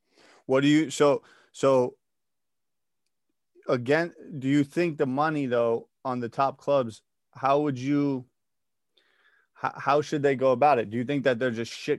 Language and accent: English; United States; I my mother's Danish, and she hates American pro sports. I'm an American, right?